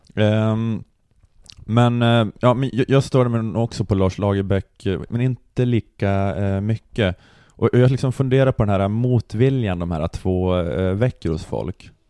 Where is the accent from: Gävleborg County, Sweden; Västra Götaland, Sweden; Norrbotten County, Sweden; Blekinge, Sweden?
Norrbotten County, Sweden; Luleå; jag är uppvuxen i Luleå